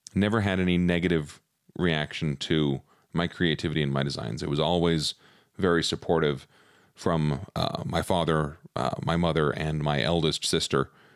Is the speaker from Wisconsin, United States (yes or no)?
no; Provo, Utah, United States; I grew up in Provo